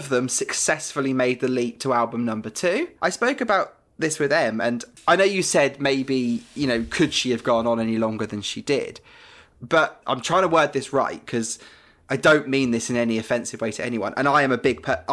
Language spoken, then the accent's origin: English; United Kingdom; I'm British